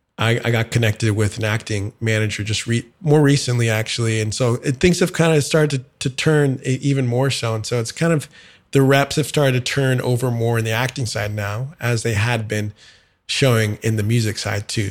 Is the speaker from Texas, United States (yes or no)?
yes; San Antonio, Texas, United States; moved away as an adult; also born or lived in Dallas, Texas / Houston, Texas; now in Nashville, United States; I'm originally from Texas, uh, born in Dallas, grew up in San Antonio, was in Houston for college and a decade of my life before moving to Nashville three years ago